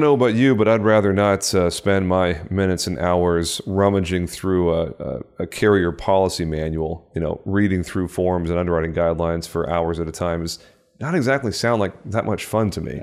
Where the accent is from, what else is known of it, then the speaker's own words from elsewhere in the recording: Texas, United States; my home state of Texas